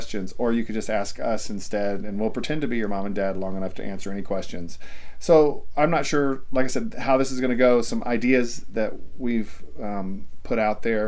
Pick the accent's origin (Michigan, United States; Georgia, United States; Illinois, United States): Georgia, United States; moved away as an adult; also born or lived in Iowa / Texas; I grew up in Georgia